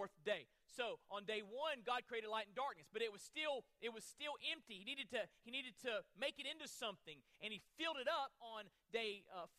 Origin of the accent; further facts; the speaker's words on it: Florida, United States; moved away; I'm from Florida originally